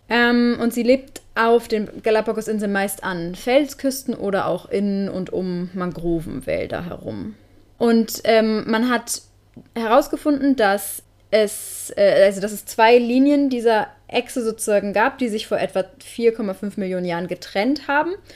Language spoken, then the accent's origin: German; Northern Germany, Germany; moved away; Wir kommen ja beide aus dem Norden